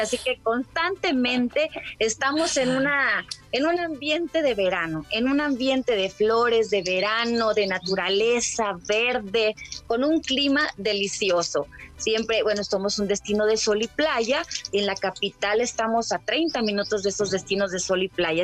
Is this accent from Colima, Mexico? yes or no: yes; Colima, Mexico; nuestro bello estado